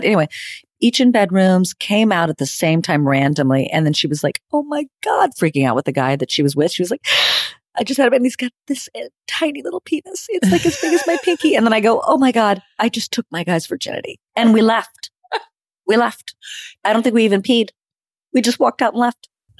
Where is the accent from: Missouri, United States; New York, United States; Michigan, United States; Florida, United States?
Florida, United States; Panama City Beach; also born or lived in Madrid, Spain; I was born in Madrid, Spain. I'm a citizen of the world. And yet I was raised in Florida, Panama City Beach, the spring break capital of the world.